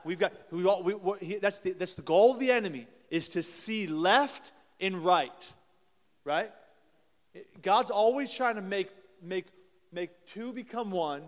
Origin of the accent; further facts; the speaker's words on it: Columbus, Ohio, United States; moved away; They're playing in Columbus, actually, today right now, my hometown